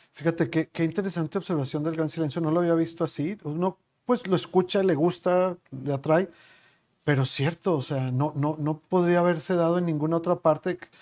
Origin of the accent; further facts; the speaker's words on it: Chihuahua, Mexico; moved away; en este lugar en el que vivimos, que te ha adoptado a ti también, igual que a mí, somos de Chihuahua los dos